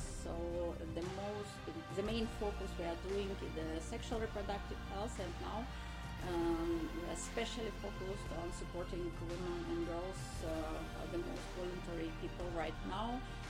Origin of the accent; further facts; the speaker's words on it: Mariupol, Donetsk Oblast, Ukraine; English is a second language; moved away as an adult; now in Kyiv, Ukraine; I'm originally from Mariupol, and I moved to Kyiv 10 years ago.